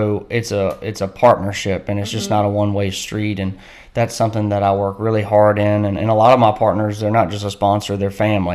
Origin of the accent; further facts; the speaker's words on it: Southside, Virginia, United States; I grew up here in Southside, Virginia as a kid